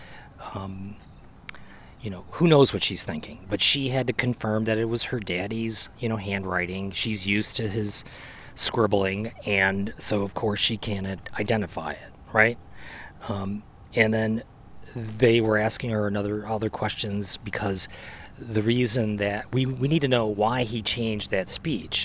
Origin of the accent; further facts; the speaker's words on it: United States; as an American